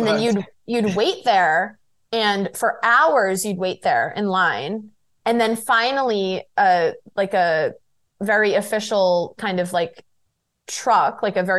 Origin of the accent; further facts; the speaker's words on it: London, United Kingdom; Like I'm from London.